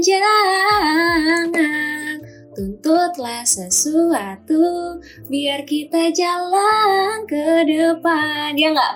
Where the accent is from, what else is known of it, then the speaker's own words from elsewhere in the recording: Tulungagung, East Java, Indonesia; accent: medok (Javanese); aku asalnya dari Tulungagung, dan buat yang belum tahu Tulungagung itu di mana, dia itu ada di Jawa Timur. Jadi, aku itu asli Wong Jawa dan Wong Medok ya, Rek